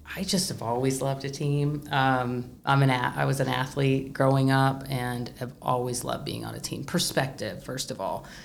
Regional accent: Du Quoin, Illinois, United States; I'm from DuQuoin, but I'm a Southern Illinoisan. I am from Southern Illinois

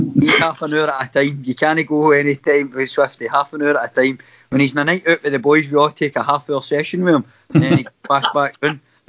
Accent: Kilwinning, Scotland, United Kingdom; born or raised there

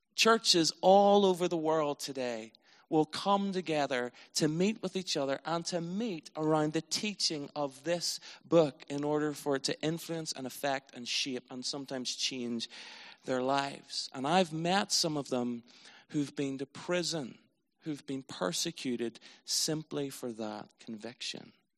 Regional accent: Northern Ireland, United Kingdom; I was from Northern Ireland

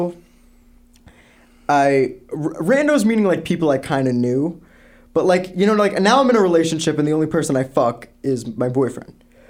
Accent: New York City, New York, United States; accent: Brooklyn; my Brooklyn accent

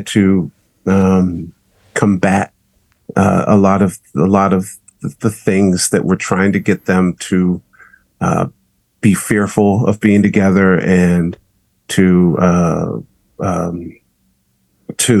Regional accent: Southern California, United States; here in Southern California, giving birth to me

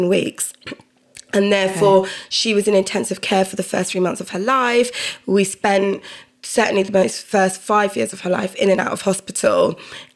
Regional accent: London, United Kingdom; I was born in South Norwood, south of the river

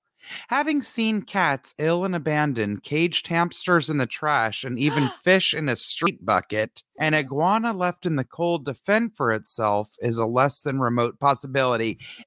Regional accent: Montreal, Quebec, Canada; this listener lives in Montreal, which is my hometown where I was born.

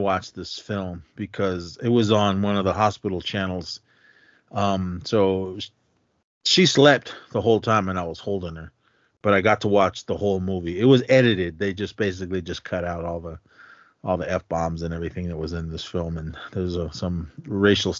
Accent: Oakland, California, United States; growing up in Oakland

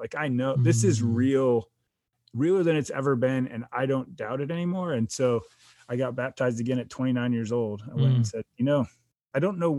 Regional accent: New York, United States; born there; So I was born in upstate New York. Uh-huh. I lived in 6 other states between then and now.

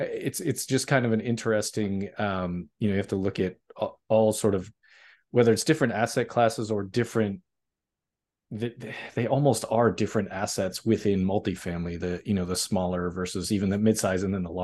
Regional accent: Northeast, United States; you know, we're both from the Northeast, and a lot of what's there is old three families

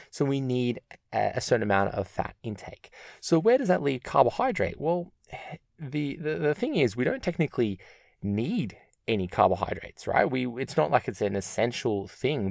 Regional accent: Melbourne, Victoria, Australia; I'm from Melbourne

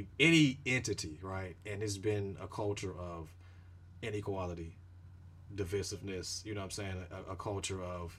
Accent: Chicago, Illinois, United States; growing up in the Shy

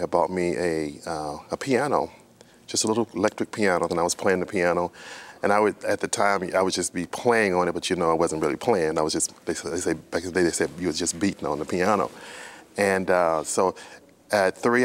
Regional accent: Texas, United States; I started playing for a church that I attended in when I grew up in Texas, my home church, we would say

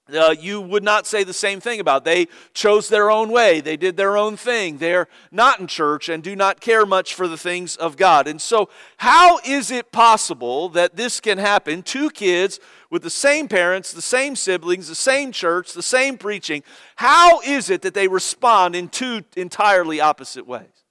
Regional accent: Cincinnati, Ohio, United States; moved away; I was born in Cincinnati and grew up there

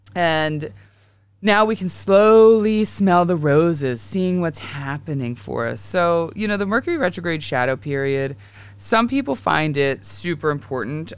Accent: Western Pennsylvania, United States; I grew up in Western P

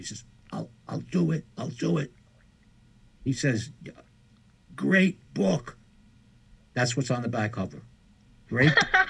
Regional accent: New York City, New York, United States; We grew up in the St. Queens neighborhood

